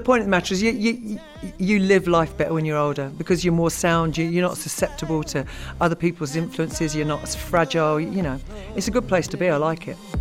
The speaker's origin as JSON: {"language": "English", "country": "United Kingdom"}